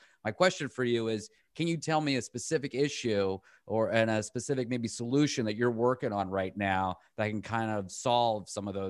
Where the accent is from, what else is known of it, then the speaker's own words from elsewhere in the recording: Pittsburgh, Pennsylvania, United States; moved away as an adult; I grew up in Pittsburgh as well, and as an Iranian kid, I didn't have the same experiences as Black Pittsburghers